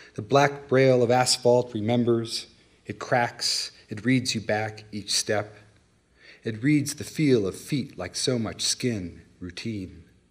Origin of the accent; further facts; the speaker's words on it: California, United States; moved away; also born or lived in Colorado; I grew up in California